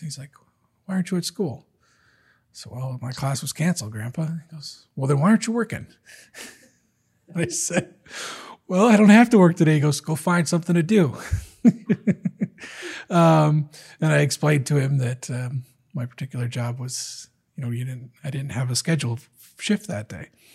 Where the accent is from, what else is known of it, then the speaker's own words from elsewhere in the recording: Detroit, Michigan, United States; I'm from Detroit